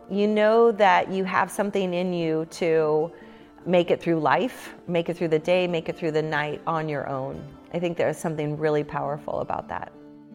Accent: United States; we're from the U.S.

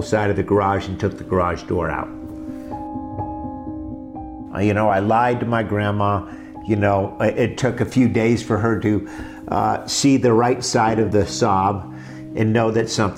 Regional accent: Morristown, New Jersey, United States; I was born in Morristown, New Jersey, 1966

